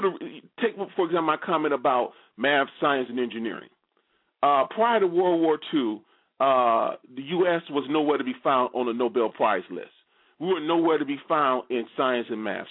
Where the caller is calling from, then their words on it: Maryland, United States; I'm calling from Maryland